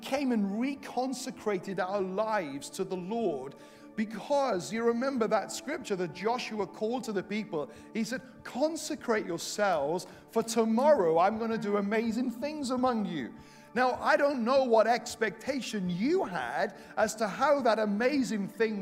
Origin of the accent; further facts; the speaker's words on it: Welsh, Wales, United Kingdom; now in England, United Kingdom; I say this as a Welsh missionary in England